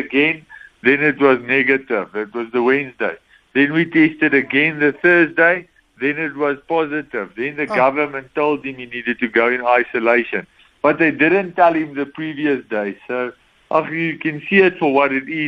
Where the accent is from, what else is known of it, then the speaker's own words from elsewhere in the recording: West Rand, Gauteng, South Africa; I'm from the West Range. There aren't too many pros here, pro clubs